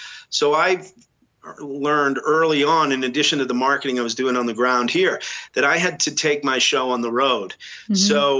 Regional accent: Boston, Massachusetts, United States; when I was growing up in New England, interestingly enough, I went to a boys' school, a Jesuit boys' school in the city.

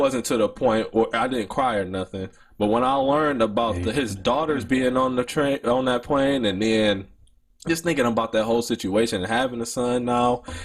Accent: Detroit, Michigan, United States; I'm from Detroit

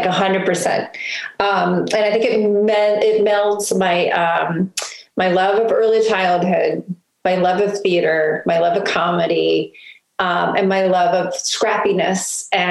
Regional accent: Baltimore, Maryland, United States; also born or lived in New York; I wanted what I knew to be like home, and that was Baltimore.

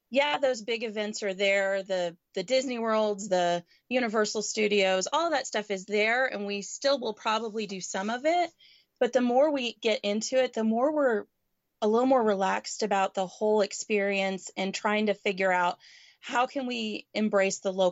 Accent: Canada; now in United States; Um, I'm originally from Canada, so we try to jump across the border anytime we're up north.

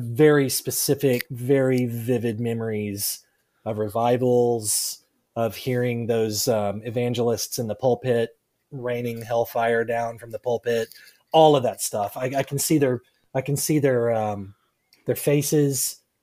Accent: South Arkansas, United States; moved away as an adult; also born or lived in North Louisiana; now in Oklahoma, United States; I grew up in South Arkansas. I was born, born and raised in South Arkansas.

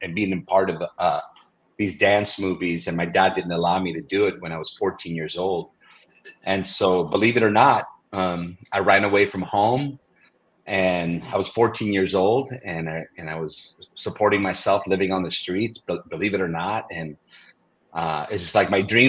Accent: Redondo Beach, California, United States; also born or lived in Brooklyn, New York; we moved out to California. And we started our life here in the Redondo Beach area of Los Angeles

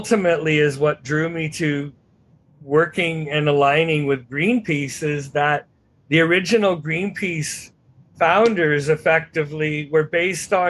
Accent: Vancouver, British Columbia, Canada; also born or lived in Texas; I grew up and I'm from the Pacific Northwest, despite living in a few years in Texas

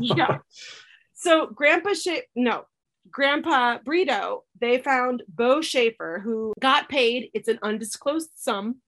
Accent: Colorado, United States; I grew up in Colorado

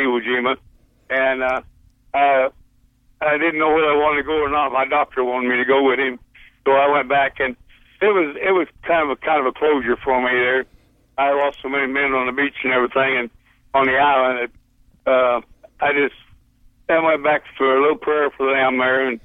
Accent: Garber, Oklahoma, United States; also born or lived in Pampa, Texas / Texas; I was born in Oklahoma

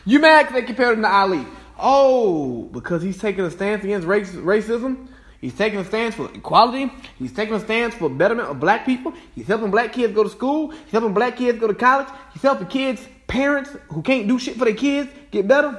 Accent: Cartersville, Georgia, United States; my hometown of Cartersville, Georgia

